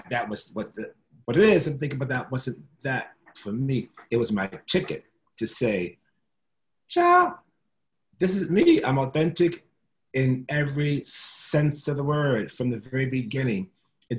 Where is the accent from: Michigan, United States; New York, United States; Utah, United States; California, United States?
New York, United States; New York City; also born or lived in Castle Hill, Bronx; I moved from the South Bronx on Freeman Street, on Clinton Avenue, on 69th Street, Nicotona Park is where I grew up.